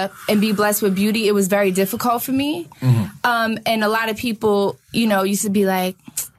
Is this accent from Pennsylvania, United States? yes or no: yes; Philadelphia, Pennsylvania, United States; I'm from Broad and Ellsworth. And they're like, nah, you're not like from there. I'm like, yo, I was born and raised in Broad and Ellsworth.